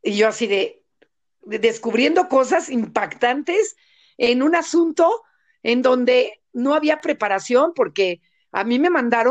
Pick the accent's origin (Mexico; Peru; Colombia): Mexico; moved away as an adult; now in United States; le digo yo de México